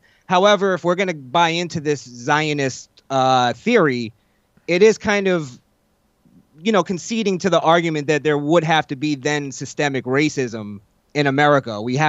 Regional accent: Florida, United States; also born or lived in New York; No, I was born in New York. Okay. And then we moved to Florida when I was much younger.

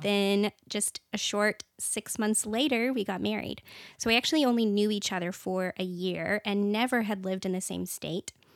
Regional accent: Washington, United States; moved away as an adult; now in Texas, United States; I was actually born and raised in a really small town. So even though I'm from Washington State

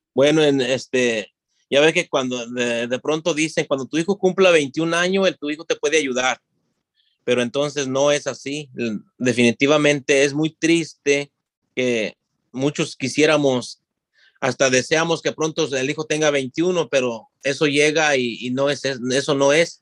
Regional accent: Guanajuato, Mexico; moved away as an adult; now in Henderson, United States; yo soy de Guanajuato, México, y vivo aquí por 28 años en Henderson, Norte Carolina

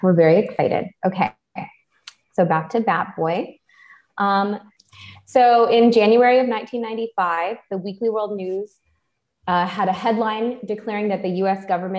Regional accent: Texas, United States; In my home state of Texas.

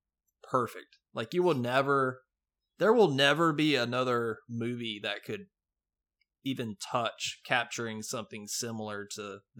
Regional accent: Wisconsin, United States; I'm from Wisconsin

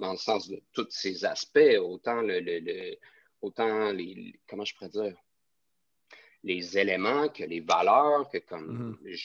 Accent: Quebec City, Quebec, Canada; now in Montreal, Canada; je viens de Québec

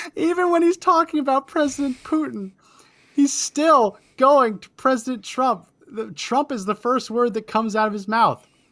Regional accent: New Jersey, United States; I grew up in New Jersey

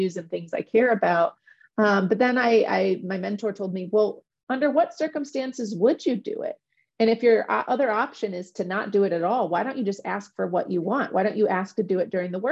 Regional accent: Midwest, United States; I'm from the Midwest

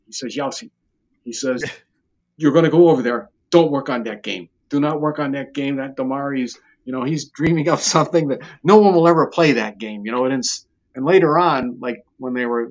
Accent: Ohio, United States; we're both from Ohio

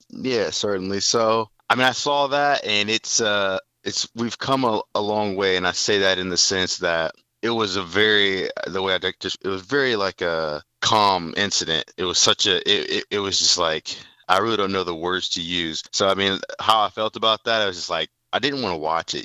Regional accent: Fort Wayne, Indiana, United States; moved away as an adult; also born or lived in Nebraska; now in Indianapolis, United States; I'm from Fort Wayne, Indiana, born in the late 80s.

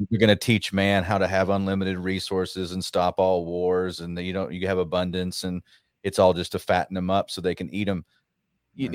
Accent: Rockwall, Texas, United States; in Rockwall, Texas. Uh, I got asked to speak. It's funny. I, I ran for Congress there, and and uh, that's yeah. my hometown

